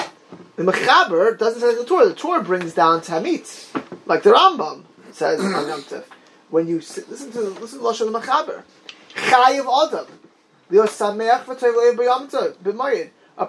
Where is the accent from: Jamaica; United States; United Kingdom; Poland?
United States; Miami Beach, Florida; also born or lived in Lakewood / New York; I never heard it ever did I hear it my whole life in Eretz Yisrael, where I grew up in Miami Beach, or in Lakewood, or when I lived in New York.